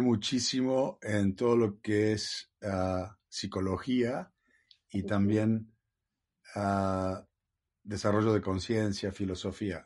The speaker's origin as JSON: {"language": "Spanish", "town": "Villa María", "region": "Córdoba", "country": "Argentina", "tie": "born or raised there", "moved": "yes", "lives_now": "California, United States", "said": "nací en Argentina, en Villa María, Córdoba"}